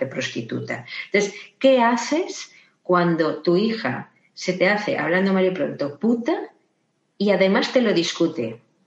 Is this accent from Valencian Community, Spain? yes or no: yes; Valencia, Valencian Community, Spain; soy de Valencia